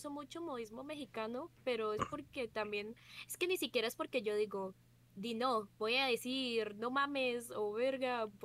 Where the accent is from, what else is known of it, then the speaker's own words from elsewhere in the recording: Costa Rica; siento que yo no tengo acento costarricense más o menos. Pero de que también es porque la mitad de mi familia es cubana